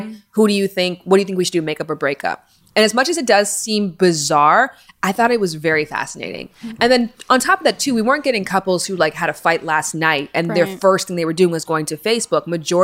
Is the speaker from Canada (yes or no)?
yes; Canada; now in Los Angeles, United States; I come from Canada